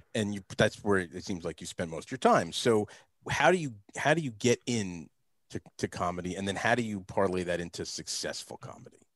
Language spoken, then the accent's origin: English; New Jersey, United States; growing up in the East Coast, I grew up in New Jersey.